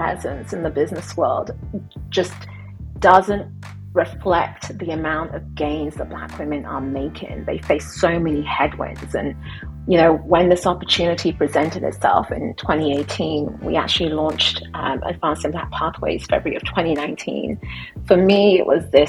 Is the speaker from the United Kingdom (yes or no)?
yes; United Kingdom; I'm British